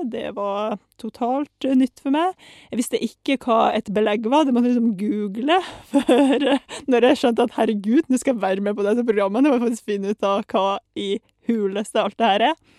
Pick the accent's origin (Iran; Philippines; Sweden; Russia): Russia; Saint Petersburg; now in Norway; Um, altså født og delvis oppvokst i Russland. Født i St. Petersburg og liksom vokst opp der.